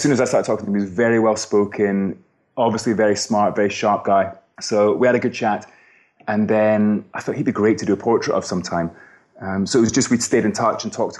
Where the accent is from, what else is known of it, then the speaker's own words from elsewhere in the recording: Scotland, United Kingdom; also born or lived in San Diego, California; now in London, United Kingdom; I'm from Scotland originally, but I live here now.